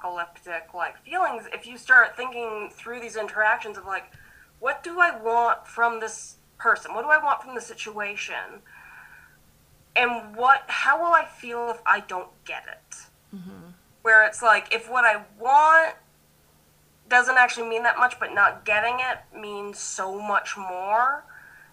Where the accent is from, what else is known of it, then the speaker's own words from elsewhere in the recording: United States; I was born in America